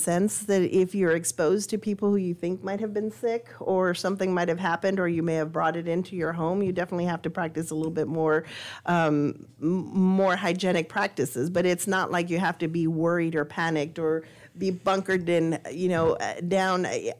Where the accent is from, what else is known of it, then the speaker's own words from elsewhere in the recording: El Paso, Texas, United States; I came from El Paso. I had no idea what a hurricane was like. I'd never seen the waters.